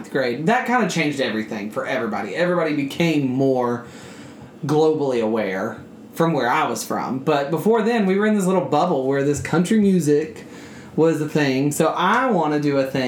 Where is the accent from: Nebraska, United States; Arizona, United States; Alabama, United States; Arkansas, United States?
Alabama, United States; now in New York City, United States; when we were growing up in Alabama